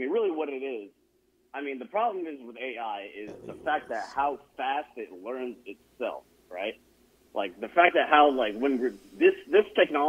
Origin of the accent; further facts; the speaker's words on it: Sacramento, California, United States; also born or lived in Silicon Valley; now in Central Coast, California, United States; I'm from Sacramento, but I live in the Central Coast in California.